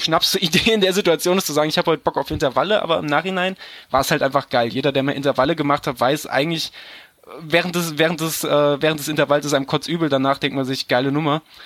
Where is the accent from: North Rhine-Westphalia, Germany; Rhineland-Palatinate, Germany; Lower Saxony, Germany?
North Rhine-Westphalia, Germany; Düsseldorf; moved away; Ich komme ja eigentlich aus der Ecke Düsseldorf.